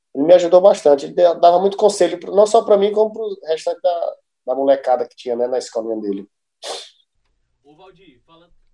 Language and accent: Portuguese; Fortaleza, Ceará, Brazil; Eu sou, sou natural daqui mesmo, né, de, de Fortaleza